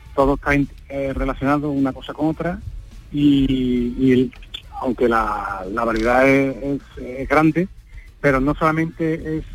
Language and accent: Spanish; Seville, Andalusia, Spain; yo soy de Sevilla, lógicamente eh, la ciudad en la que nací nacido la represento